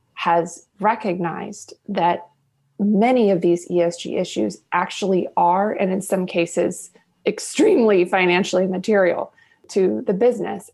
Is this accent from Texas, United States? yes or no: yes; Houston, Texas, United States; also born or lived in Washington, D.C.; born and raised in Houston. I'm a native Houstonian